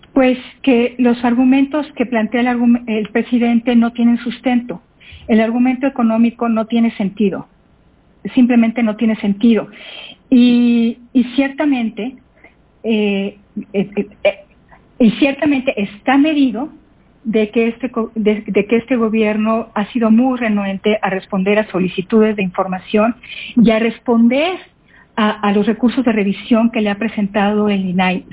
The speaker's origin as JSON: {"language": "Spanish", "country": "Mexico", "said": "como mexicanos debemos"}